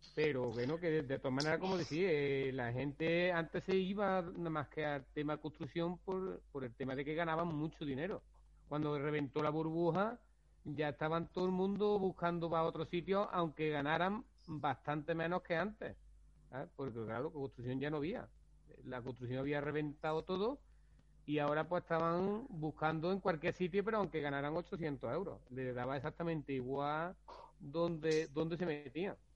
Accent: Rute, Andalusia, Spain; yo soy de Rute

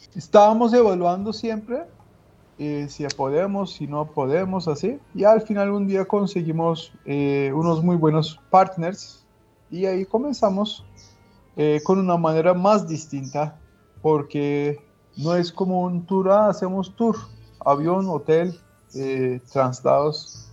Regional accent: Balıkesir, Turkey; Spanish is a second language; moved away as an adult; also born or lived in Ankara, Turkey; now in Colombia; Yo soy de Balıkesir

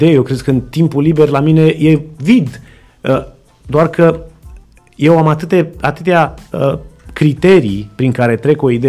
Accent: Reșița, Caraș-Severin County, Romania; Eu sunt din Reșița

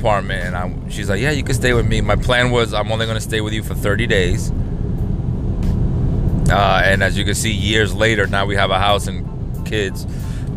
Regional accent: New York, United States; moved away as an adult; I came from New York

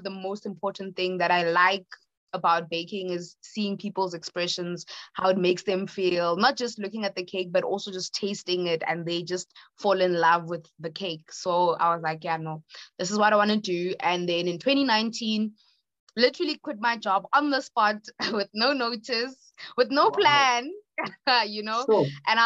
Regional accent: Johannesburg, Gauteng, South Africa; I am from Johannesburg, South Africa

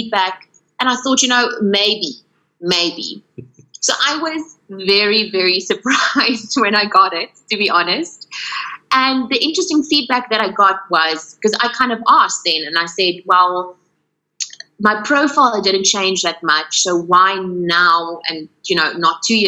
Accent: Paarl, Western Cape, South Africa; now in Cape Town, South Africa; but it's also my hometown, Pall.

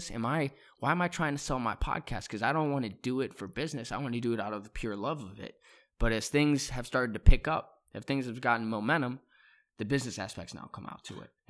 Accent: Cleveland, Ohio, United States; I'm from Clee. I'm from Cleveland.

